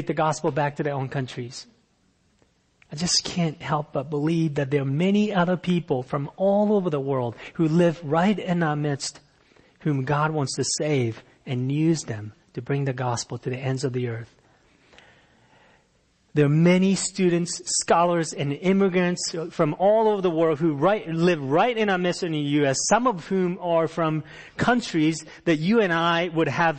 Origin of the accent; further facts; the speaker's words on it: Japan; moved away as an adult; also born or lived in Fairfax, Virginia, United States; I came from Japan